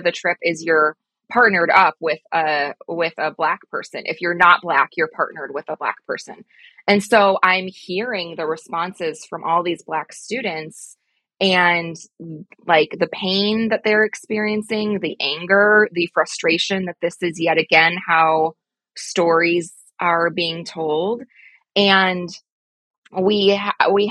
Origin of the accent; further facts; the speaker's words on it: Midwest, United States; I'm from the Midwest